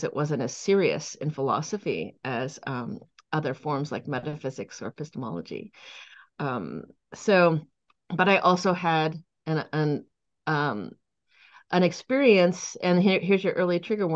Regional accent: Silicon Valley, California, United States; also born or lived in Boulder Creek, California; I grew up in the Silicon Valley. I currently live in Boulder Creek in the Santa Cruz Mountains

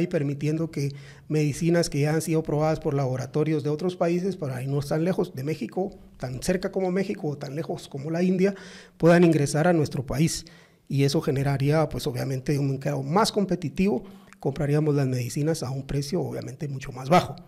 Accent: Zacapa, Guatemala; los que somos de Zacapa

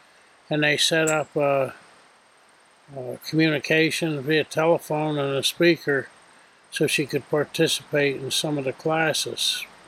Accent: Middletown, New York, United States; also born or lived in Arizona / Claryville, New York; I was born in Middletown, New York on September 17th, 1941. I grew up in Middletown.

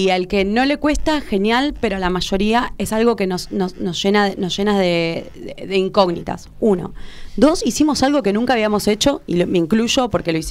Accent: Argentina; no yo soy más argentina que el colectivo, no sé

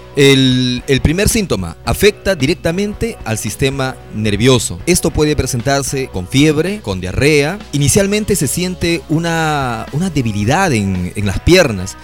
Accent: Peru

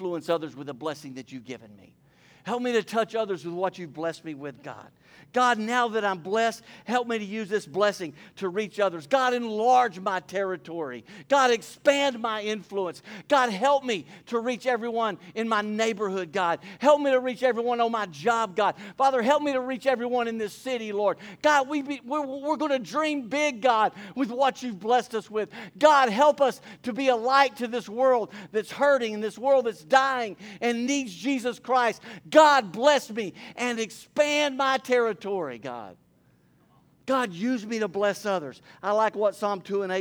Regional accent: Port Neches, Texas, United States; I grew up here in Port Neches.

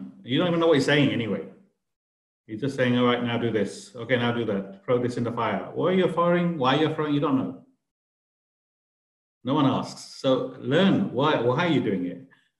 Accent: India; I'm an Indian. I need to do the Indian way as well.

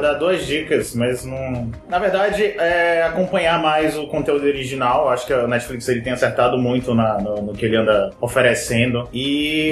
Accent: Brazil; eu como brasileiro

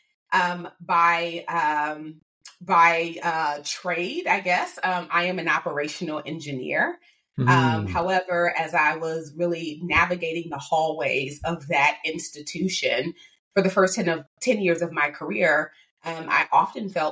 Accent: Chicago, Illinois, United States; I am from Chicago, Illinois. So born and raised

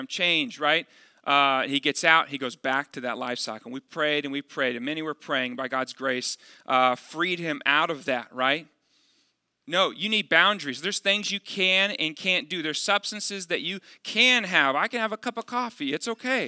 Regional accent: Dallas, Texas, United States; moved away; also born or lived in Midwest; I'm from the Dallas area

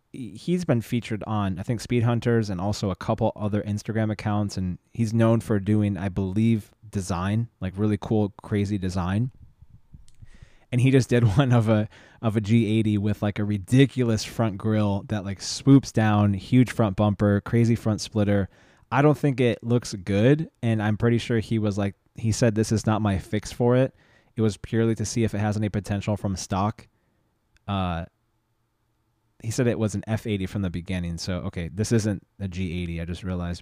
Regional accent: San Diego, California, United States; growing up in San Diego

